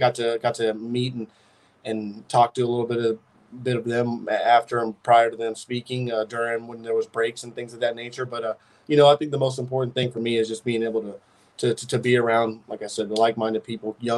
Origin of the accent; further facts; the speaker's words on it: Chandler, Arizona, United States; moved away as an adult; I'm from Chandler, Arizona, a town right outside of Phoenix. I went to Hamilton High School.